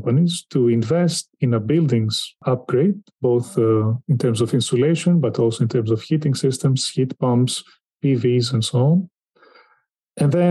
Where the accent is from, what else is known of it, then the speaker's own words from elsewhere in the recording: Greece; in my home country, Greece